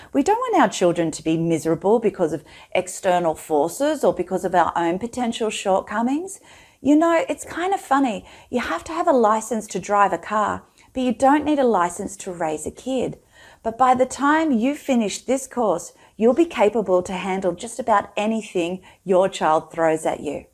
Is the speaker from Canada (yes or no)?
no; Australia; I'm Australian and living in Australia